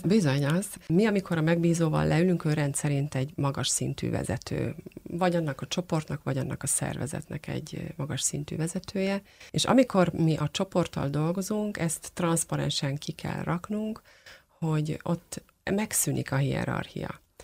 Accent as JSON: {"language": "Hungarian", "country": "Hungary", "said": "magyarok vagyunk, mi egy picit távolságtartók"}